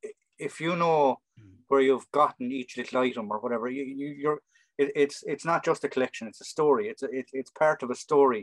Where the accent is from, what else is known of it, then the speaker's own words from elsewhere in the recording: Ireland; growing up in Ireland at the time in the 80s